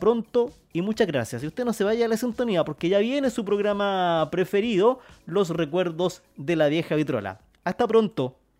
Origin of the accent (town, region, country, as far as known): Chile